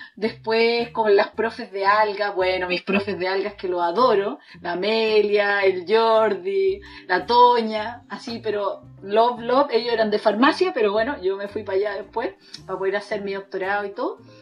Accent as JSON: {"language": "Spanish", "town": "Los Ángeles", "region": "Biobío", "country": "Chile", "said": "yo soy de Los Ángeles"}